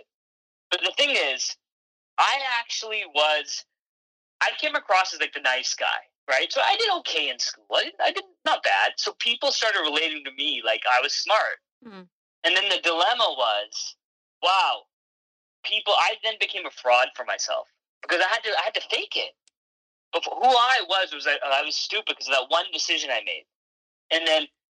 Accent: Canada; also born or lived in England; I was born in England and I moved to Canada when I was about 6 years old

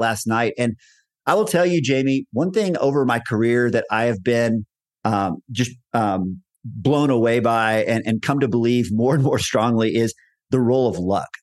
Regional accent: Texas, United States; moved away as an adult; now in Colorado, United States; I was born and raised in Texas, had most of my career in Texas.

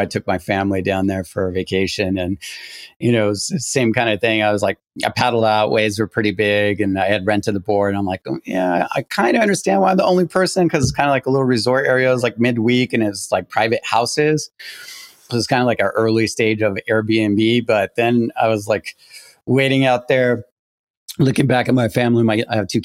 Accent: Quebec, Canada; moved away; I'm originally from Quebec, Canada

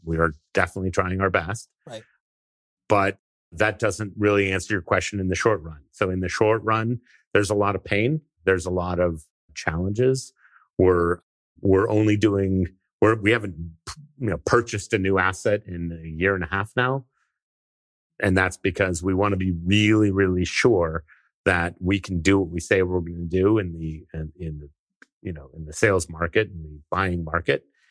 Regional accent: California, United States; I grew up, I was born in California

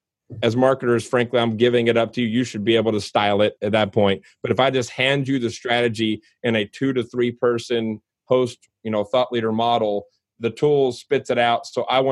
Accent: Louisville, Kentucky, United States; moved away as an adult; Like I live in Louisville. I was born in Louisville and came back here after college to work professionally.

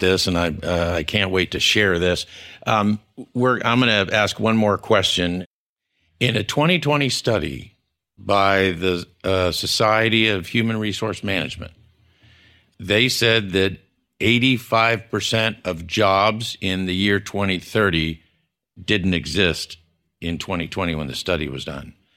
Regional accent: San Antonio, Texas, United States; I was from San Antonio

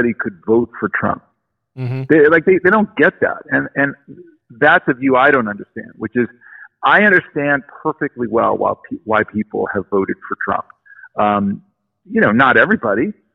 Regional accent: Los Angeles, California, United States; I grew up in Los Angeles in the 70s.

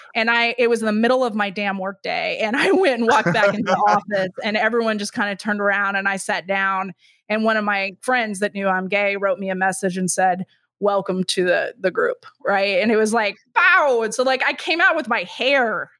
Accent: Texas, United States; moved away; I'm from Texas, so I cannot say that word

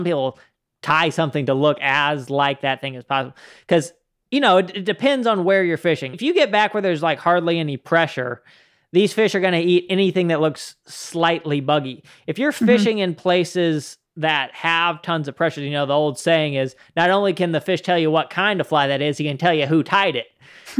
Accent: Utah, United States; moved away; It was something that I didn't know of before I came from Utah. Out in Utah, you know, you got native trout throughout much of the northern part of the state, and you can fish for them year round.

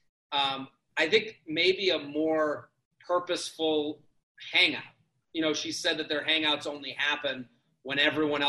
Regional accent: outside of Boston, Massachusetts, United States; I'm from outside of Boston.

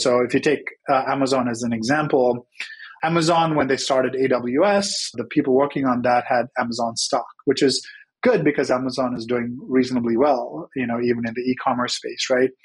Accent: Sri Lanka; moved away as an adult; now in United States; I Grew up in Sri Lanka, came to the US for college.

